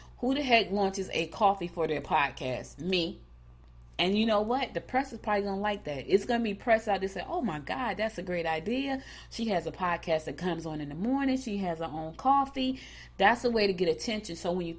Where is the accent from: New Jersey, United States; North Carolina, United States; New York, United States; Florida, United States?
New Jersey, United States; now in Rocky Mount, United States; Like, we came from New Jersey, went straight to the country.